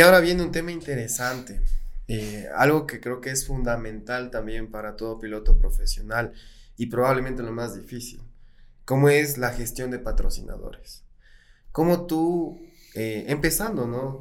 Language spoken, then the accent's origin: Spanish; Ecuador; para quienes somos ecuatorianos y tenemos aquí en el pecho al Ecuador